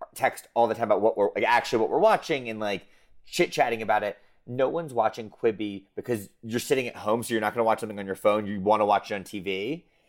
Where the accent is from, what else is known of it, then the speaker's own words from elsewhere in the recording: United States; being American